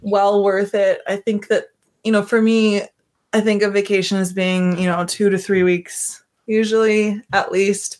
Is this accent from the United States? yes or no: yes; Montana, United States; moved away; I am from Montana